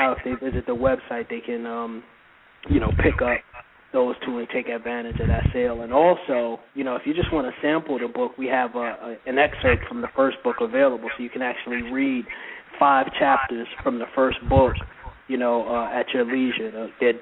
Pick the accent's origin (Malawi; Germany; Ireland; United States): United States; New York City, New York; I grew up in Brooklyn, New York, and I grew up more specifically in the East New York section of Brooklyn